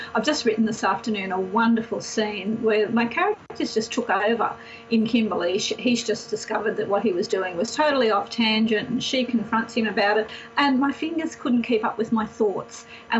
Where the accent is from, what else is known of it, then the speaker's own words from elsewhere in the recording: Australia; I thought, wow, I'm an Australian author.